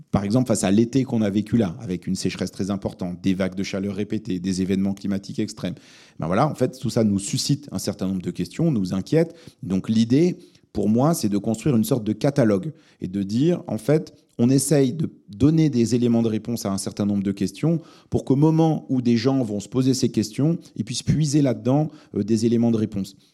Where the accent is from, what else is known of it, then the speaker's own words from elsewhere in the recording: Lebanon; born there; parce que je suis né au Liban, mais je, parle très mal l'arabe.